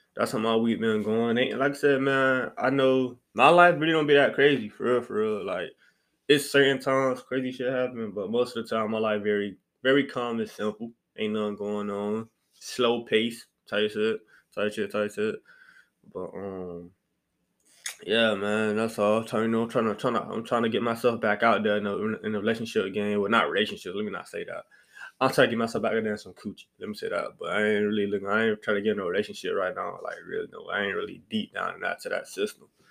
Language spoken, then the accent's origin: English; Miami, Florida, United States; moved away; I'm from Miami